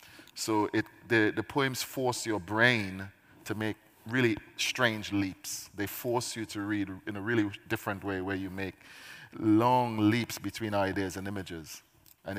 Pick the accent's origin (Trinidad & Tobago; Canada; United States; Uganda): Trinidad & Tobago; now in United Kingdom; I am a Caribbean poet because I spent my formative years in the Caribbean